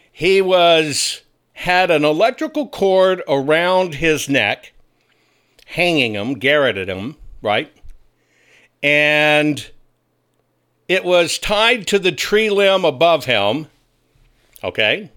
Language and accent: English; Arkansas, United States; moved away; my home state is Arkansas. Yes, I'm an Arkansas boy.